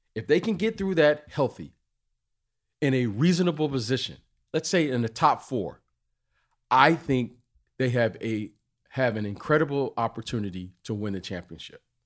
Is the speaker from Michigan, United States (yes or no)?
yes; Detroit, Michigan, United States; I'm from Detroit